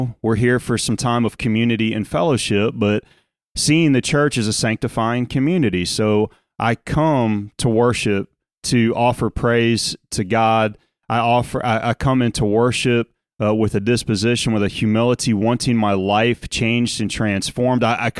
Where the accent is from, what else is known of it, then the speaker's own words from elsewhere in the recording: Louisiana, United States; accent: South Louisiana; now in Indiana, United States; While there are still obviously vestiges of my South Louisiana accent, I sound a whole lot more like a Hoosier today than I did 20 years ago.